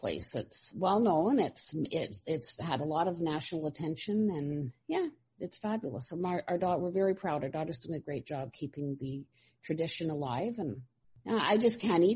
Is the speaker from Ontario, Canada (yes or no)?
yes; Toronto, Ontario, Canada; now in North Bay, Canada; I was born and raised in Toronto, but we moved to North Bay in the early 70s.